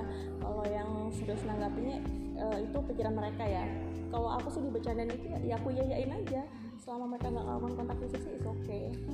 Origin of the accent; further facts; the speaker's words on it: Java, Indonesia; moved away; aku itu dulu waktu kecil aku kan besar di Jawa